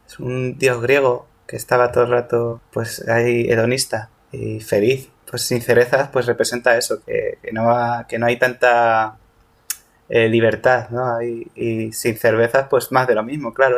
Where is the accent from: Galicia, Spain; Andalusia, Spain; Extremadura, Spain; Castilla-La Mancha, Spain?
Castilla-La Mancha, Spain; Toledo; soy de Toledo